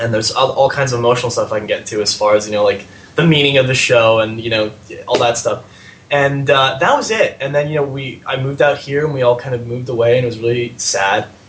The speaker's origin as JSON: {"language": "English", "town": "San Francisco", "region": "California", "country": "United States", "said": "I'm from San Francisco"}